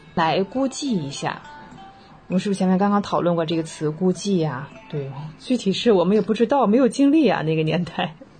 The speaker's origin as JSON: {"language": "Chinese", "country": "China", "said": "我们中国人"}